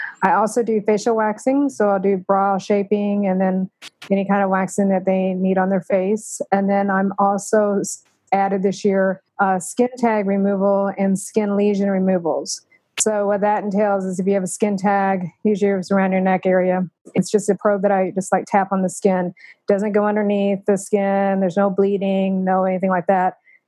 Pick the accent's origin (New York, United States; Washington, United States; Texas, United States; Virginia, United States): Texas, United States; Plano; When my parents moved to Plano in 1969, so that tells you I've been he